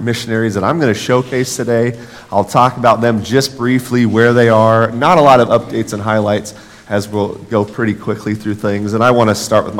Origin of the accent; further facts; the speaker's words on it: Los Angeles, California, United States; moved away; also born or lived in Nebraska; I'm from Los Angeles, California, moved to Northern California, came to UNL because this is where my family's from.